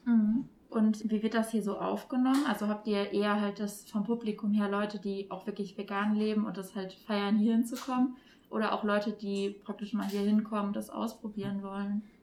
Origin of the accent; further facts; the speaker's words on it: Duisburg, North Rhine-Westphalia, Germany; hier in meiner Heimatstadt Duisburg.